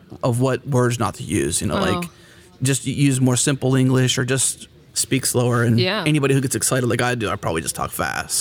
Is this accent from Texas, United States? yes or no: yes; Houston, Texas, United States; I'm from Houston, Texas